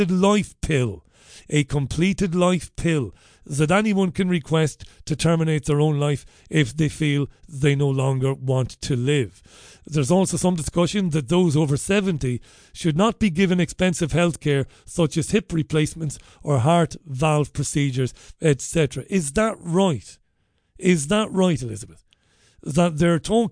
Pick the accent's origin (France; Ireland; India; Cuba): Ireland; Waterford, Munster; growing up in Waterford as a young lad